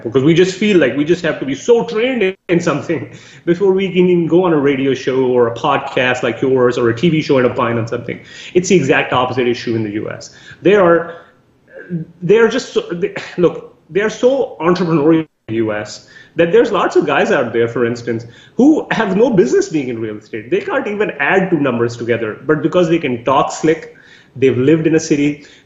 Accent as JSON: {"language": "English", "country": "Canada", "said": "So some of the biggest things that as a Canadian investor we should be looking"}